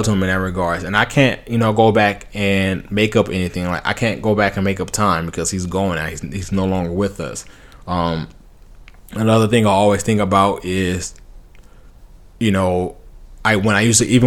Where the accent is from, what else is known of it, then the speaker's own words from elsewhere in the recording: Compton, California, United States; I grew up in Compton. Then I moved to the suburbs.